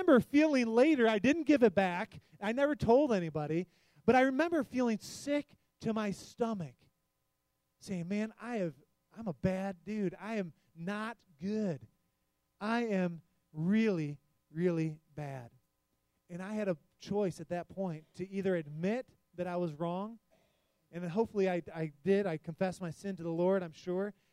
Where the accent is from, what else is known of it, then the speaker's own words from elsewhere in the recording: Detroit, Michigan, United States; We're in Michigan. I grew up in the Detroit area.